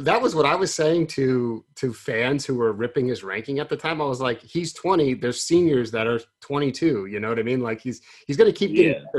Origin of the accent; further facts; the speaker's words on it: Oregon, United States; I grew up in Oregon.